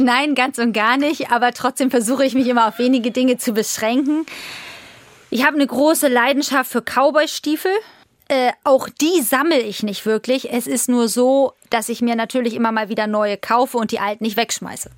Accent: Nottfeld, Schleswig-Holstein, Germany; also born or lived in Hamburg; Aber es ging dann weiter in Nottfeld. Meine Eltern haben angefangen, Pferde zu züchten.

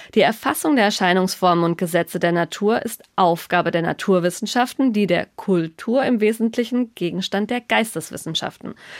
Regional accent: Germany; bei uns in Deutschland

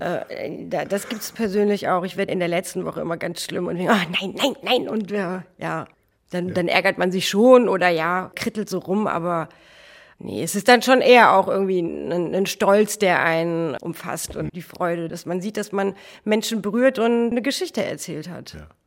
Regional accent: Hofgeismar, Hesse, Germany; now in Hamburg, Germany; ich komme aus der Nähe von Kassel, aus Hofgeismar.

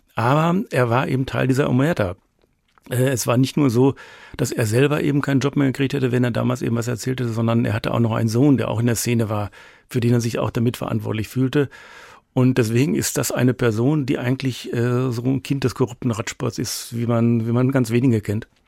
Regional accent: Germany; als Nation, als Deutsche

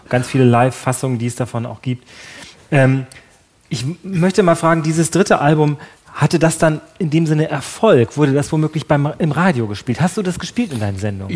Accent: North Frisia, Schleswig-Holstein, Germany; ich, ich komme aus der Gegend da, ich komme wirklich da aus, aus, der Gegend aus Nordfriesland

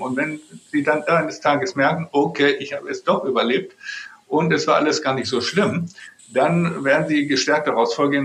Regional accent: Germany; als Deutsche

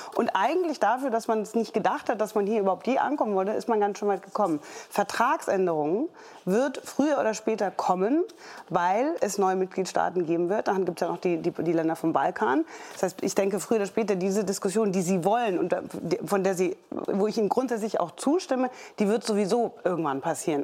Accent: Germany; wir als Deutsche

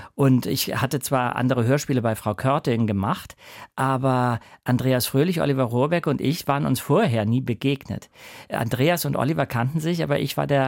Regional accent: Hamburg, Germany; ich bin zwar nicht in Hamburg geboren, aber ich bin in Hamburg äh, auf jeden Fall seit, äh, ich weiß nicht, wie alt ich war, sechs Monate oder so aufgewachsen

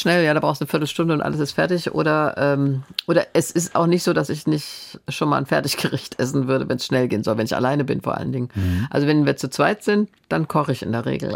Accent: Stadtallendorf, Hesse, Germany; moved away; ich komme ja aus der Stadt, in der Ferrero ist

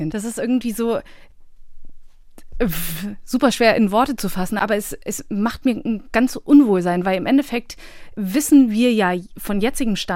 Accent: Bosnia & Herzegovina; moved away; also wir sind aus Bosnien geflohen damals und ich glaube, das kam halt irgendwie nie auf den Tisch, das war nie Thema.

